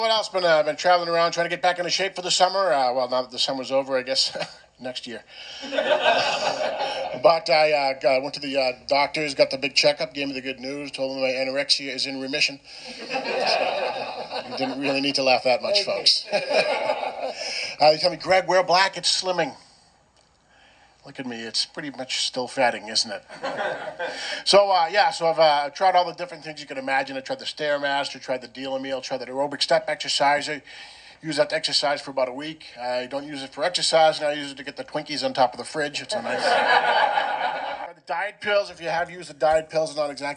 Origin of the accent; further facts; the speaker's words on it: Nashua, New Hampshire, United States; also born or lived in Milford, New Hampshire / Somerville, Massachusetts; I'm a New Hampshire boy. So I grew up in Nashua